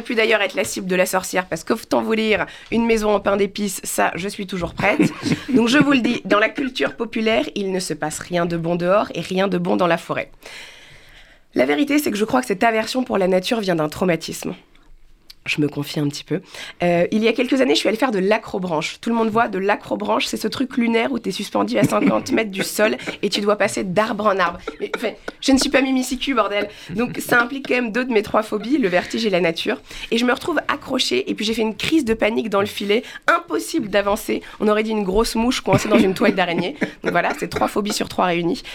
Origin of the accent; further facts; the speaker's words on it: Paris, Île-de-France, France; je suis parisienne, born and raised